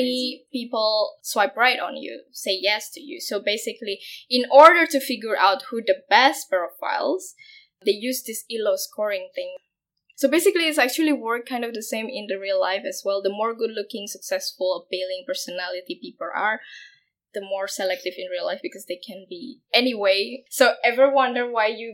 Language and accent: English; Indonesia; moved away as an adult; now in Berlin, Germany; I come from Indonesia